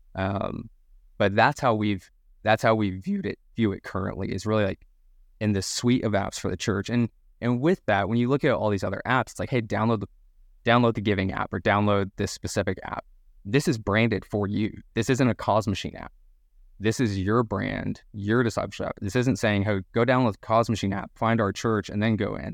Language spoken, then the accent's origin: English; Dallas, Texas, United States; moved away as an adult; also born or lived in Birmingham, Alabama; now in Louisville, United States; I'm originally, uh, from Dallas, Texas, as any good Texan, I have to make note that I'm from Texas.